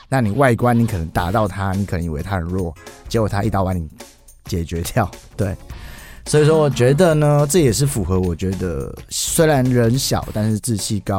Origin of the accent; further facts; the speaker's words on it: Taiwan; 那既然我要做一张专辑，我又是在台湾长大的，我不想失去这个文化性。